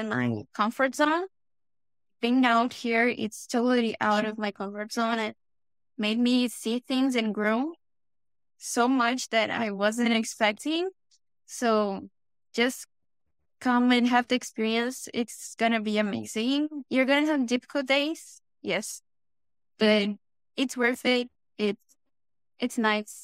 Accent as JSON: {"language": "English", "region": "São Paulo", "country": "Brazil", "second_language": "English", "moved": "as an adult", "lives_now": "Toronto, Canada", "said": "I'm actually from Sao Paulo."}